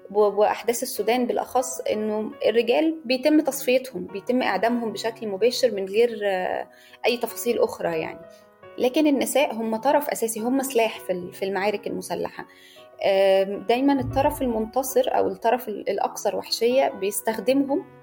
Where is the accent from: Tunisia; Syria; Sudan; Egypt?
Egypt; انا صحفيه مصريه